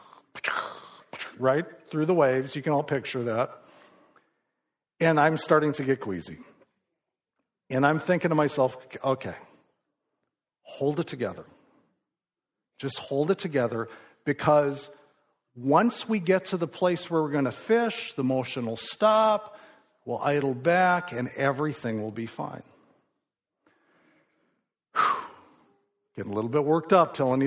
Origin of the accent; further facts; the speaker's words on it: Midwest, United States; I grew up in the Midwest